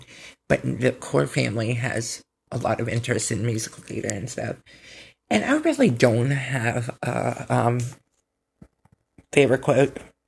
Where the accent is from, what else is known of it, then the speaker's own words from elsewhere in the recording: Pennsylvania, United States; I am 30 years old and I'm from Pennsylvania.